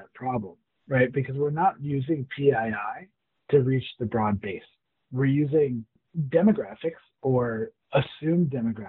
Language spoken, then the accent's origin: English; Corvallis, Oregon, United States; born there; Actually, I was born out in Oregon. I don't know if you knew that.